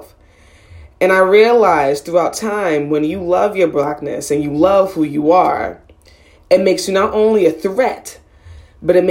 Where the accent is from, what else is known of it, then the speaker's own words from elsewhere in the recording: Boston, Massachusetts, United States; I was born and raised in Boston, Massachusetts